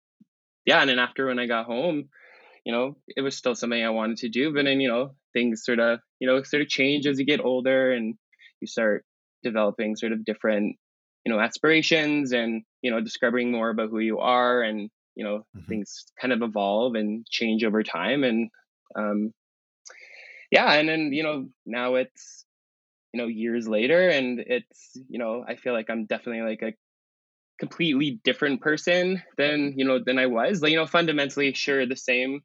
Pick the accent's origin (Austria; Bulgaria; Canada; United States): Canada; Calgary, Alberta; I'm from Calgary, born and raised